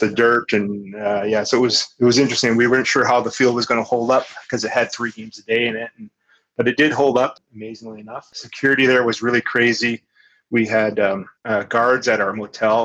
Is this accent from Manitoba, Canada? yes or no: no; Kamloops, British Columbia, Canada; Kamloops being my hometown